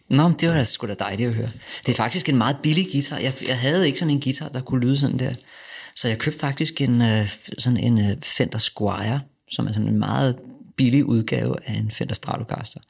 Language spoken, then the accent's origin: Danish; Denmark; also born or lived in Vesterbro, Copenhagen; som dansker